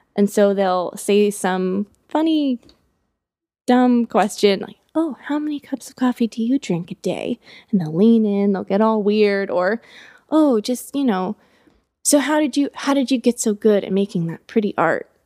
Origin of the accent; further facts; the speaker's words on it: United States; being an American